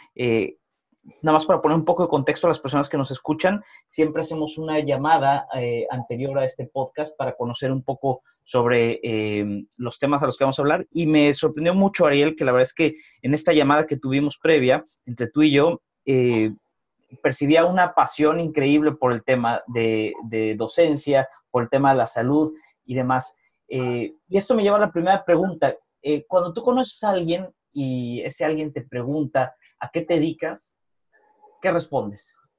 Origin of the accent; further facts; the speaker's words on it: Mexico; yo siendo mexicano